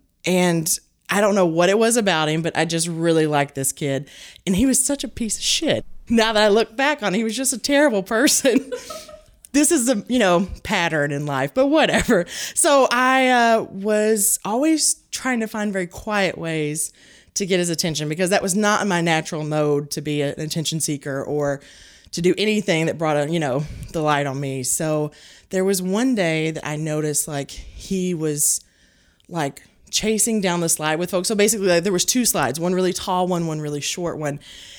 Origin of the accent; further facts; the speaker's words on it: Hickman, Kentucky, United States; Hickman, Kentucky. Hickman, Kentucky.